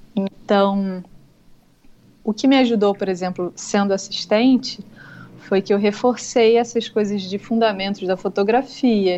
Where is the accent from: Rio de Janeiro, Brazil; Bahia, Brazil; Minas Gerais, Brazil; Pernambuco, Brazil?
Rio de Janeiro, Brazil; Niterói; eu sou de Niterói